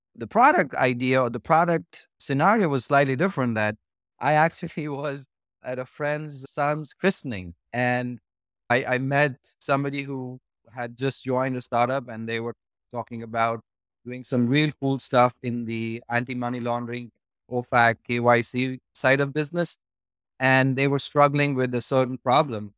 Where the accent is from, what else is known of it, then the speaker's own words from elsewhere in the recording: New Delhi, Delhi, India; moved away as an adult; now in United States; I was born and, uh, I was raised in New Delhi, uh, in India, which is northern part of India.